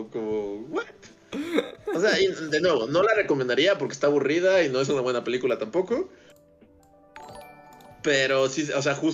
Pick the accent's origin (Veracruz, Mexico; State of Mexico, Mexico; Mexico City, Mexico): State of Mexico, Mexico; Zacazonapan; nací yo, nací, soy de Sacazonapan, sí, donde, crecí.